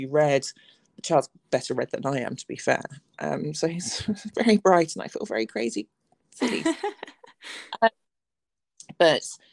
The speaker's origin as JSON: {"language": "English", "region": "England", "country": "United Kingdom", "said": "I'm straight, I'm white, I'm English, I'm educated."}